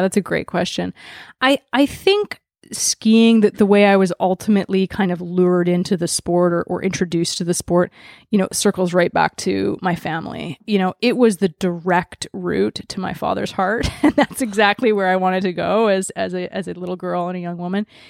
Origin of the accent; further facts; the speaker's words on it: Vancouver, British Columbia, Canada; privileged white girl growing up in Vancouver, Canada